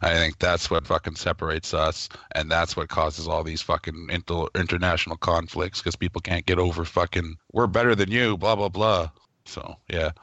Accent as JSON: {"language": "English", "country": "Canada", "said": "I'm from Canada"}